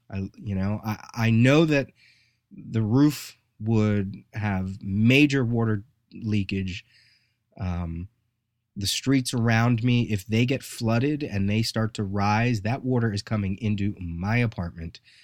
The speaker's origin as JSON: {"language": "English", "country": "United States", "tie": "born or raised there", "said": "I just was fortunate that I was born here"}